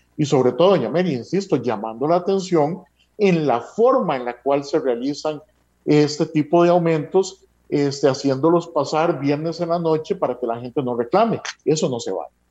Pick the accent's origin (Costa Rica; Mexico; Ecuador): Costa Rica; como costarricenses